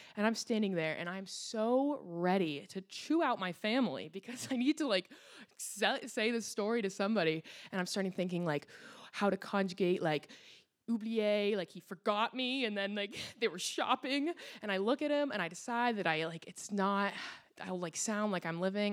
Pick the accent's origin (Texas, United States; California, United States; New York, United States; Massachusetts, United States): Massachusetts, United States; Cape Cod; moved away; also born or lived in France; growing up on Cape Cod